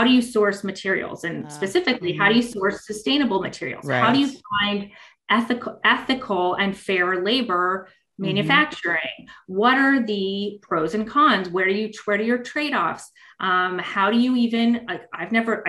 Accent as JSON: {"language": "English", "town": "Los Angeles", "region": "California", "country": "United States", "moved": "yes", "said": "I'm from Los Angeles originally"}